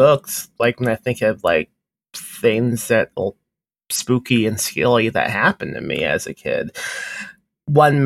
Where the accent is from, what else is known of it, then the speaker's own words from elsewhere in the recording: Indiana, United States; now in Texas, United States; I grew up in Indiana